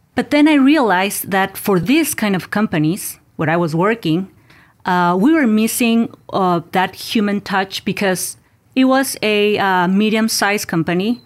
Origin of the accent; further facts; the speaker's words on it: Mexico; moved away; I was born and raised in Mexico